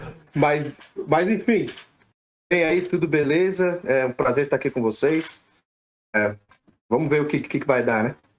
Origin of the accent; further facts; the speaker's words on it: São Paulo, Brazil; moved away as an adult; now in United States; brasileiro, nasci em São Paulo, criado em São Paulo